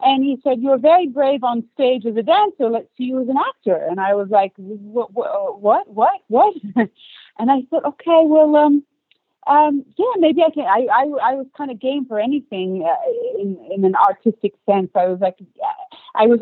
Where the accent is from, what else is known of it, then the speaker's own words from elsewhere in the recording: Australia; first language English; moved away as an adult; also born or lived in Istanbul, Turkey / London, United Kingdom; now in Los Angeles, United States; I was born and raised in Australia, but I have Turkish family